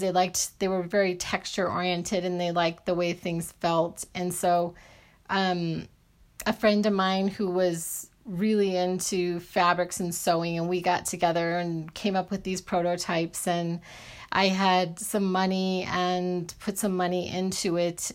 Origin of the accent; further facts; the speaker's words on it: Arizona, United States; I grew up in Arizona